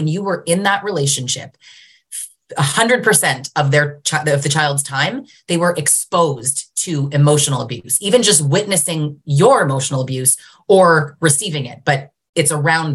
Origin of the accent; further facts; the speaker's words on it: Canada; also born or lived in Greater Toronto Area, Ontario; I'm Canadian